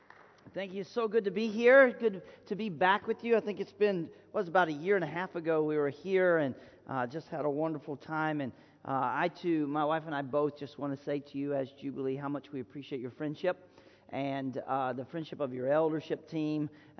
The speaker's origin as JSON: {"language": "English", "region": "the South", "country": "United States", "tie": "born or raised there", "said": "Just growing up wild in the southern part of the United States where parents just turned you loose"}